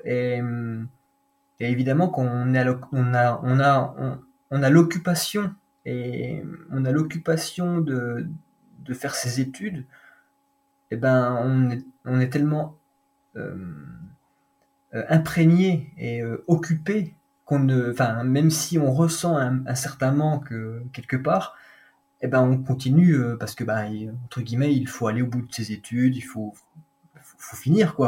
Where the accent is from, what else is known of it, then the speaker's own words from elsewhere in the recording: Doubs, Bourgogne-Franche-Comté, France; also born or lived in Vosges; je suis né dans le Doubs, pas très loin